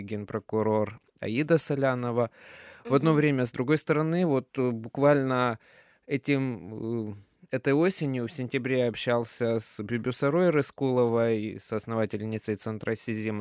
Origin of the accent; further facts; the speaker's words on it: Kyrgyzstan; moved away; я сам вырос в Кыргызстане, закончил там школу